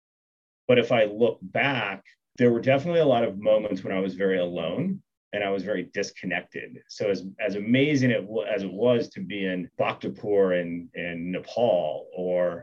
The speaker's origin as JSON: {"language": "English", "region": "Kansas", "country": "United States", "tie": "born or raised there", "also_born_or_lived": "Bangkok, Thailand / Singapore", "moved": "as an adult", "said": "I grew up in Kansas, which is a big part of who I am"}